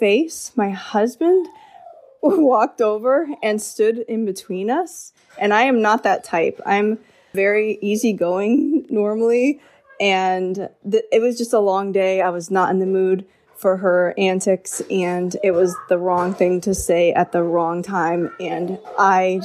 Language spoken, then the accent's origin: English; Florida, United States; I grew up in Florida